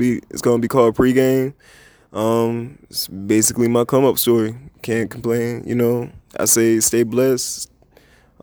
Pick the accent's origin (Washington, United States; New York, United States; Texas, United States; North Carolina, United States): North Carolina, United States; Charlotte; moved away; also born or lived in Oxford, North Carolina; I was born in Charlotte, raised in Charlotte, but Oxford molded me